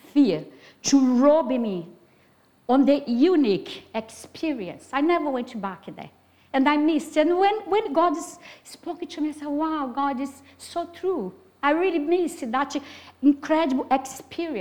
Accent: Brazil; English is a second language; moved away; I'm Brazilian, have a very strong accent

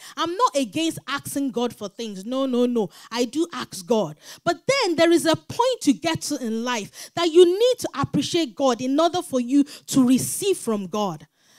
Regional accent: London, United Kingdom; born there; I said, me too, I was born in London.

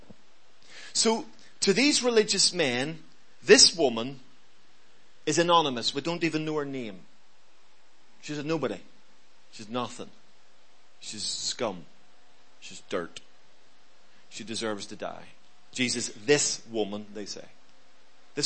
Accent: Belfast, Northern Ireland, United Kingdom; I grew up in Belfast

